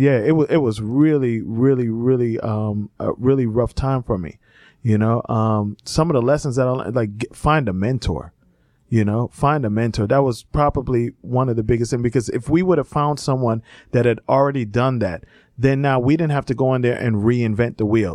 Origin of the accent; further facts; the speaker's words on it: Miami, Fort Lauderdale area, South Florida, United States; moved away; I grew up in South Florida, in, uh, Miami, uh, Fort Lauderdale area